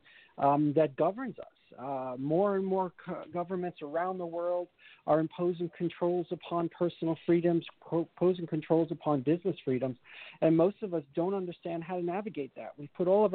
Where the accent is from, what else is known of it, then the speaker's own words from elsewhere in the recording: New York, United States; I'm a businessman from New York.